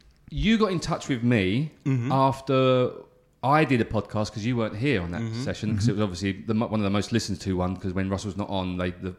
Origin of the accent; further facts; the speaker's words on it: East of England, United Kingdom; I grew up in Essex, right? Which is in England.